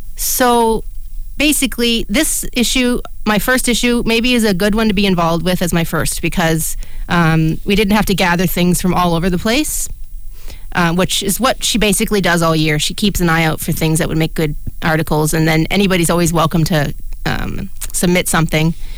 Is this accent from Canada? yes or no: yes; Canada; we are two blind Canadians.